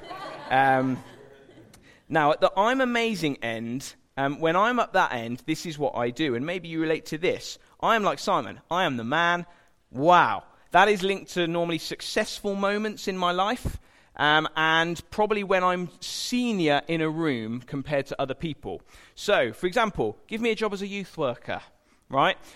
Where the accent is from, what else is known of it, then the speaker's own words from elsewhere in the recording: United Kingdom; we're British